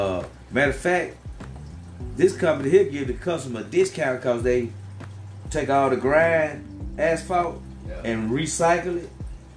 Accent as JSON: {"language": "English", "region": "the Mississippi Delta", "country": "United States", "tie": "born or raised there", "said": "But I grew up down in the Delta, up in North Mississippi. Round about Roller Fork and Anguilla and Louise and Belzona. I grew up in them parts of the woods."}